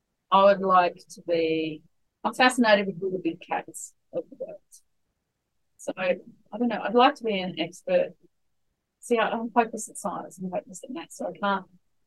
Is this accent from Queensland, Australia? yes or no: no; Sydney, New South Wales, Australia; But we would never have even thought about it growing up in Sydney.